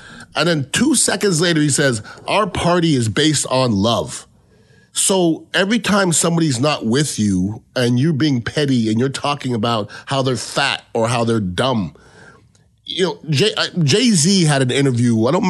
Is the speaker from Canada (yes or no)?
yes; Canada; I'm from Canada, okay?